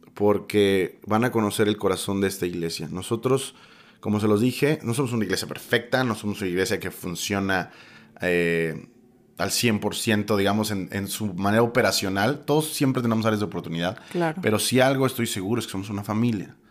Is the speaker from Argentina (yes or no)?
no; Mexico; como mexicanos